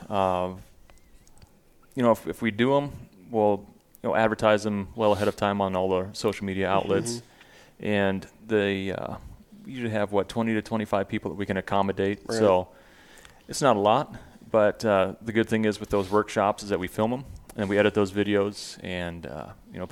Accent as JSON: {"language": "English", "region": "Nebraska", "country": "United States", "tie": "born or raised there", "said": "my home state of Nebraska is kind of like"}